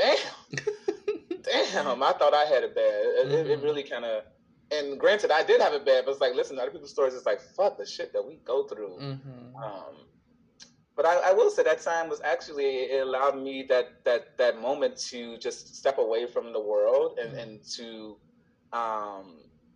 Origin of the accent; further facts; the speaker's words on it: Chicago, Illinois, United States; I was born and raised in the South Side of Chicago